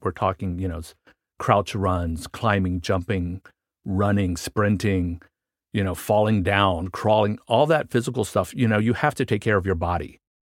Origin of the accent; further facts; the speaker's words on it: Washington, District of Columbia, United States; I grew up in Washington, D C